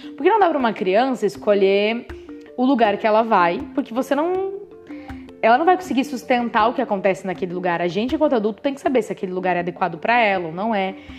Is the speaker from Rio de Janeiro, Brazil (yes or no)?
no; interior of Santa Catarina, Brazil; moved away as an adult; also born or lived in Pato Branco, Paraná / Rio Grande do Sul; now in Florianópolis, Brazil; Eu sou do, do interior de Santa Catarina, então é divisa ali com, com Pato Branco